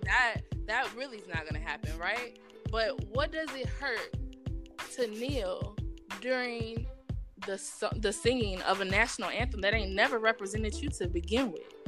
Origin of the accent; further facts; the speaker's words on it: Houston, Texas, United States; moved away as an adult; also born or lived in Austin, Texas; now in New Jersey, United States; growing up in Texas